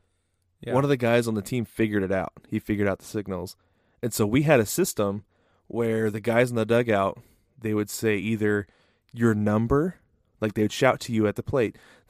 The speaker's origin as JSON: {"language": "English", "town": "Portland", "region": "Oregon", "country": "United States", "tie": "born or raised there", "said": "I grew up in the Portland, Oregon area"}